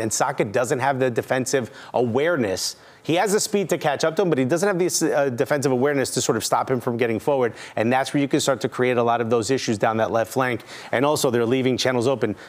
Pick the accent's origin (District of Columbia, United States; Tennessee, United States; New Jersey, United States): New Jersey, United States; Newark; Growing up in Newark